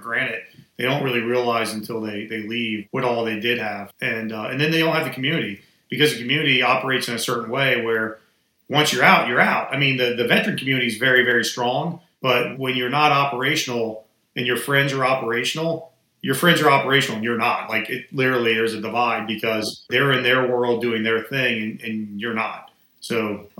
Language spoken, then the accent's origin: English; Atlanta, Georgia, United States; also born or lived in Washington, D.C.; I just relocated back to Atlanta, which was my hometown